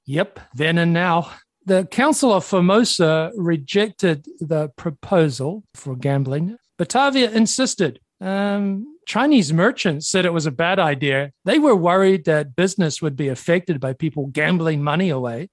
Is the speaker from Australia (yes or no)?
no; New Zealand; moved away; my home country of New Zealand